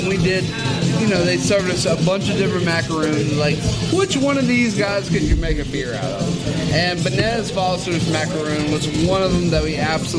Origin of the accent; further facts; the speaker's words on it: New Orleans, Louisiana, United States; I'm from New Orleans.